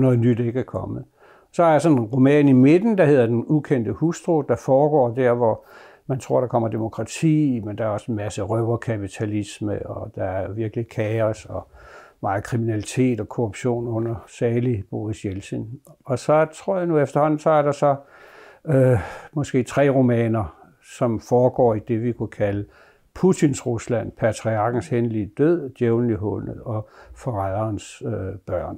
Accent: Bogense, Southern Denmark, Denmark; min barndomsby, Bogense

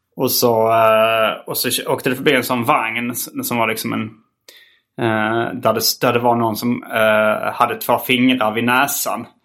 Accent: Hjärup, Skåne, Sweden; also born or lived in Lund; vara från Hjärup

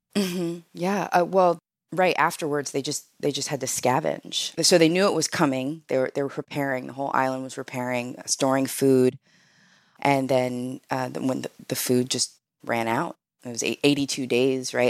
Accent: Rochester, New York, United States; moved away; also born or lived in Montana / California; I grew up in Rochester

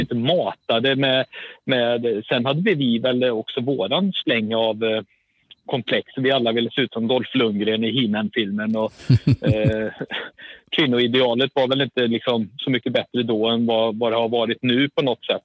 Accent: a village near Skövde, Västra Götaland, Sweden; åttiotalet spenderade jag, eh, mer eller mindre oavbrutet i, eh, i byn Versos utanför, eh, en och en halv mil utanför Skövde

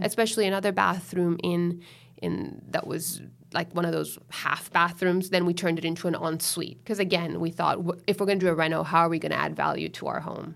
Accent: Miami, Florida, United States; now in Sydney, Australia; mother's Venezuelan, and I grew up in Miami, in Florida, so that makes me a U S citizen

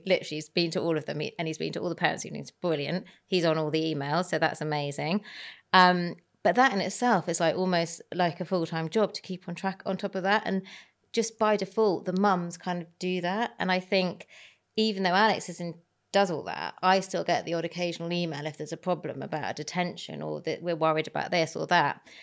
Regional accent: Herefordshire, West Midlands, United Kingdom; growing up in Herefordshire, which is the middle of nowhere, there wasn't that much

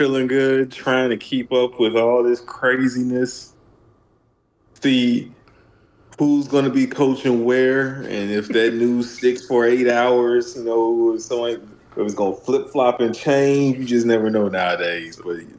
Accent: the South, United States; We're from the South.

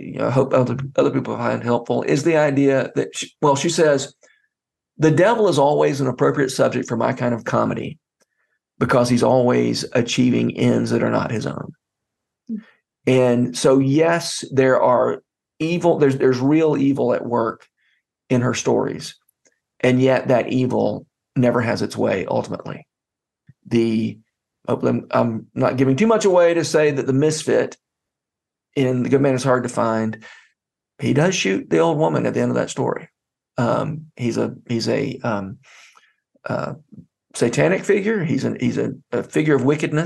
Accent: Middle Georgia, United States; accent: Middle Georgia English; first language English

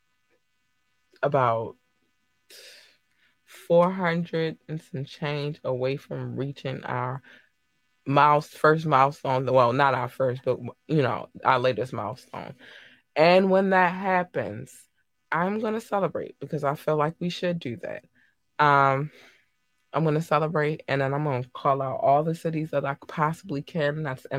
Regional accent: United States; I'm American, and we don't always necessarily pronounce things properly

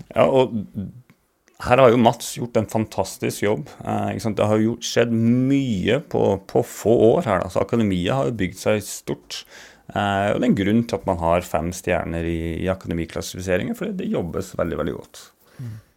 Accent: Bardu, Troms, Norway; accent: Bardu dialect (originally from Gudbrandsdalen); moved away as an adult; also born or lived in Alta; now in Stavanger, Norway; jeg kom fra Bardu.

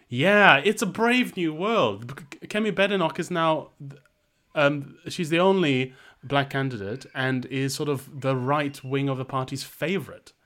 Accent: Malaysia; moved away; growing up in Malaysia, growing up in the developing world

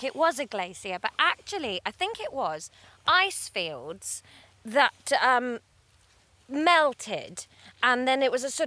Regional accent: Somerset, Quantock Hills, South West England, United Kingdom; moved away; also born or lived in Brighton; I'm from Somerset and I grew up just right in smack in the middle of the Quantock Hills.

